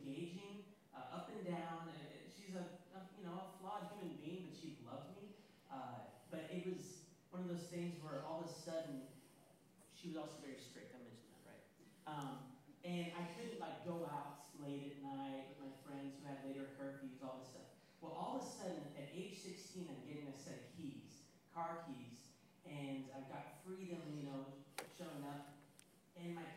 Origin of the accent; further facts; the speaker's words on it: Kansas City, United States; moved away; I grew up in Kansas City